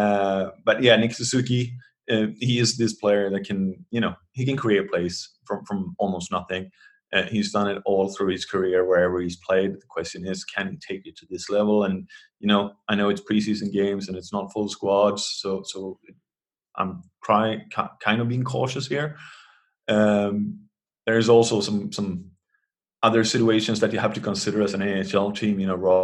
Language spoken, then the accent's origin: English; Sweden; I'm from Sweden. I grew up in the 80s